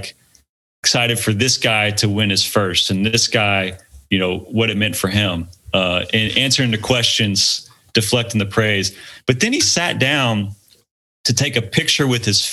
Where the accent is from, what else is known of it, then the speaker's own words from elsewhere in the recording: Missouri, United States; I'm from Missouri